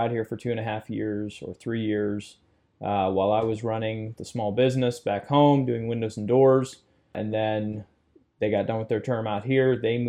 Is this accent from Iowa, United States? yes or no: no; Martinsburg, Ohio, United States; I grew up in Martinsburg, small rural community, and basically I was a terrible student in school, which was really interesting.